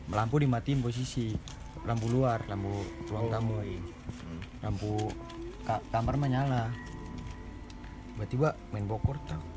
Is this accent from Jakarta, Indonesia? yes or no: no; Cirebon, West Java, Indonesia; jadi kampung gue nih Cirebon lah ya kan bukan